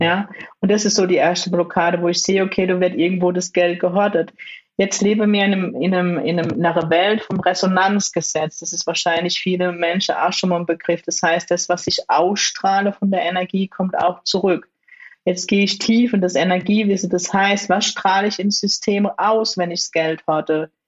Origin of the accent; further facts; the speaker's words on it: Germany; sind beide in Deutschland geboren und groß geworden